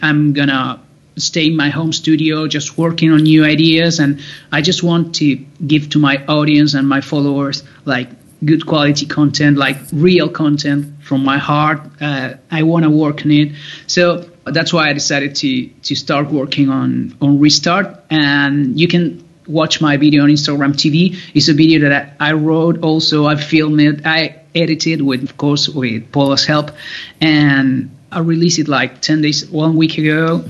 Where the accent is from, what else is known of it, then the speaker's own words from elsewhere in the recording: La Plata, Buenos Aires Province, Argentina; moved away; I'm in La Plata. It's like a city. Uh, about I am about like 40 minutes to Buenos Aires. Um, well, this is my hometown.